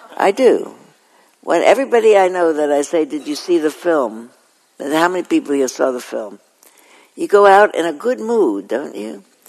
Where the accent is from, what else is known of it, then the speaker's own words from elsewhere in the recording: New York City, New York, United States; moved away; I was born in Flatbush, and I was born in Coney Island actually, and we lived in Flatbush, and then I moved when I was five years old to Ocean Parkway